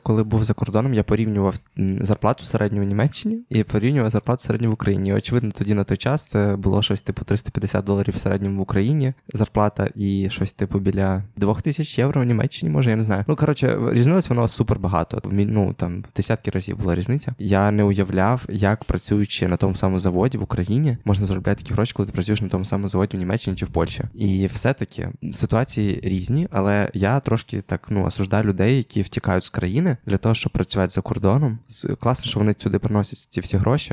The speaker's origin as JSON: {"language": "Ukrainian", "country": "Ukraine", "said": "я ідентифікую себе точно як українець"}